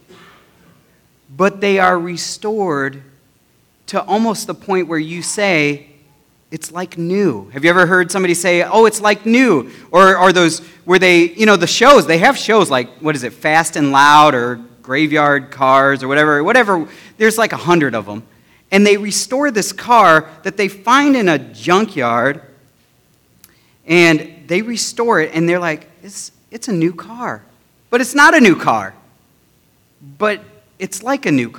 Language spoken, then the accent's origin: English; United States; I am proud to be an American